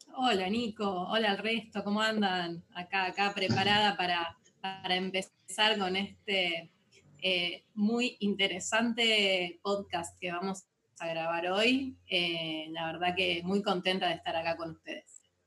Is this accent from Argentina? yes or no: yes; La Plata, Buenos Aires Province, Argentina; yo soy de La Plata